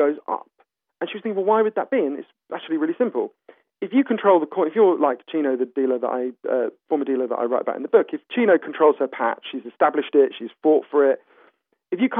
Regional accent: United Kingdom; as a British citizen

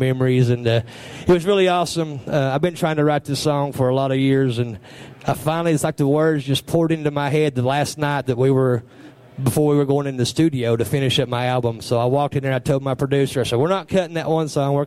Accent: Eastern Kentucky, United States; also born or lived in California; Back when I was growing up in East Kentucky, I was born in California. My mom and dad moved to East Kentucky when I was three

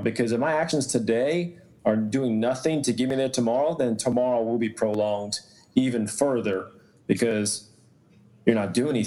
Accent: Atlanta, Georgia, United States; I'm from Atlanta, Georgia originally

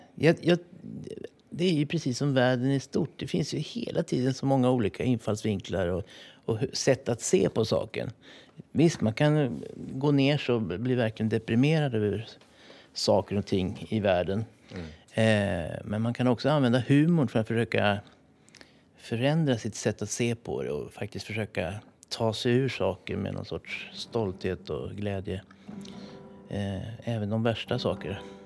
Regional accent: Sälen, Dalarna County, Sweden; Jag, jag är ju uppväxt i i Sälen i Dalarna.

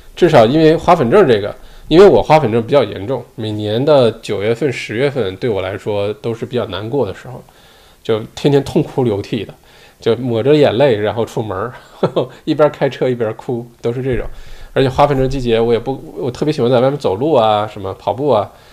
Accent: China; now in Australia; 我小的时候在，在国内的时候就打冰球

